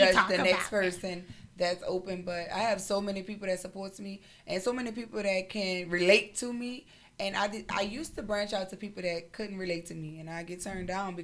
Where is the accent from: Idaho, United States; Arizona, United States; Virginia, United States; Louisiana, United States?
Louisiana, United States; New Orleans; I'm from New Orleans